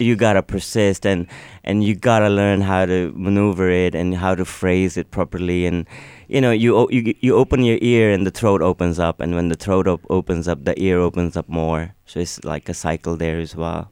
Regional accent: Pakistan; first language Urdu; English is a second language; also born or lived in United States; now in Lennox Head, Australia; I was born in Pakistan and I went to a school that, that was a private school

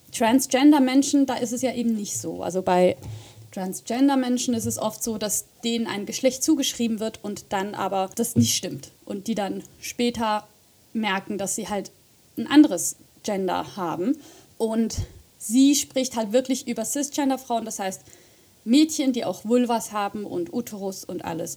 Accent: Switzerland; moved away as an adult; also born or lived in Göttingen, Germany; now in Zurich, Switzerland; bin ich äh, von Deutschland wieder zurück in meine Heimat gezogen

